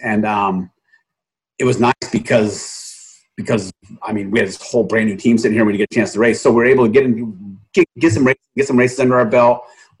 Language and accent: English; Southern California, United States; I grew up in Southern California